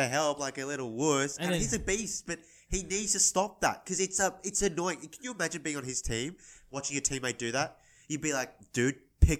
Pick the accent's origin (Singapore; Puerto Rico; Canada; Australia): Australia; being Australian